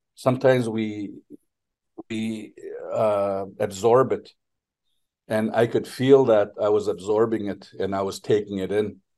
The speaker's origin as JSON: {"language": "English", "area": "Nigigan First Nation", "region": "northwestern Ontario", "country": "Canada", "moved": "yes", "lives_now": "Ottawa, Canada", "said": "I come from Nigigunt First Nation in northwestern Ontario, which is part part of uh, Treaty Three"}